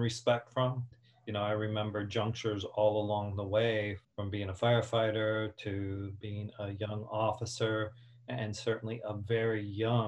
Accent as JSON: {"language": "English", "town": "Hialeah", "region": "Florida", "country": "United States", "tie": "born or raised there", "also_born_or_lived": "New Jersey", "said": "I grew up in the city of Hialeah, although I was born in Jersey and moved there when I was 2"}